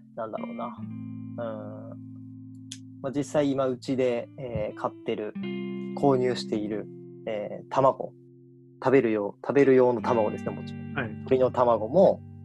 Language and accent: Japanese; Kagawa, Japan; moved away as an adult; also born or lived in Osaka; 地元から地元香川県なんですけど香川県から大阪